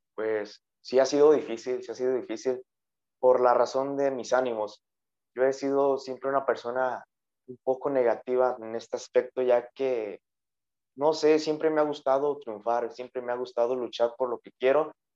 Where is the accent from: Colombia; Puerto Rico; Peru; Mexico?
Mexico; Villa Morelos, Michoacán; aquí en mi pueblo natal, Villa Morelos, un pueblo el cual me ha visto crecer